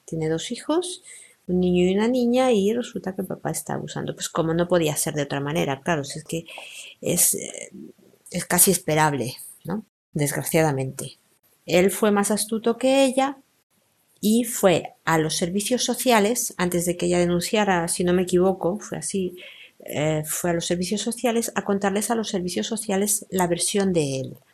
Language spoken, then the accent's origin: Spanish; Spain; soy española, vivo en España